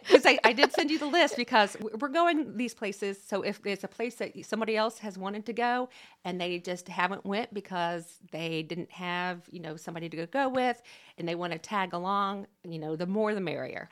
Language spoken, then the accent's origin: English; East Central Indiana, United States; also born or lived in Randolph County, Indiana / Delaware County, Indiana; I am born and raised in East Central Indiana